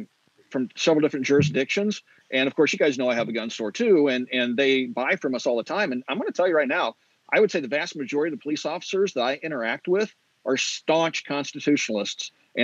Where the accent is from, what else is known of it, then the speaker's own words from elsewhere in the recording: Kansas, United States; moved away; Take a look at like my home state of Kansas, for example. When I lived there